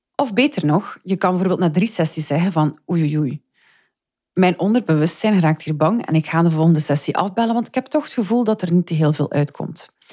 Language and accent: Dutch; Flanders, Belgium; ik spreek nu voor mezelf en als Vlaming